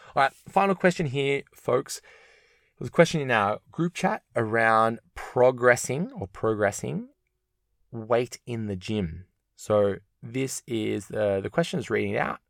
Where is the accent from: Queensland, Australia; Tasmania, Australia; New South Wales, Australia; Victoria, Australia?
Victoria, Australia; Melbourne; I'm from Melbourne